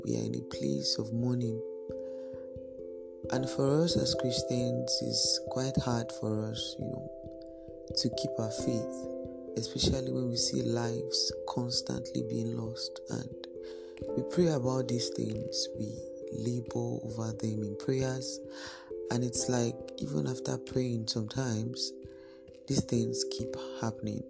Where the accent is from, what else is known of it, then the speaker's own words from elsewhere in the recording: Nigeria; our nation, Nigeria